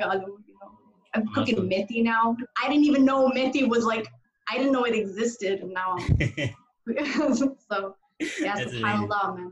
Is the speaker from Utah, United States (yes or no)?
no; Denver, Colorado, United States; moved away as an adult; now in Houston, United States; I grew up in Denver, Colorado, by the mountains